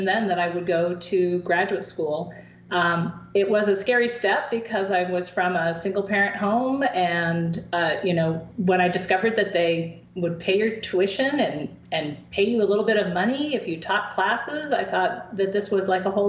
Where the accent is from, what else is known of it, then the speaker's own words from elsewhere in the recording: coast of Oregon, United States; now in State College, United States; in my hometown on the coast of Oregon